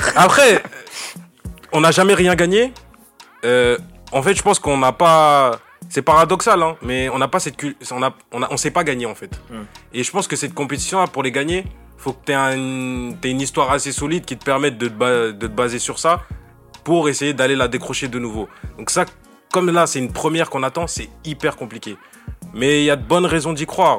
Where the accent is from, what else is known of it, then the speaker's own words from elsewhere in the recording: Senegal; je suis sénégalais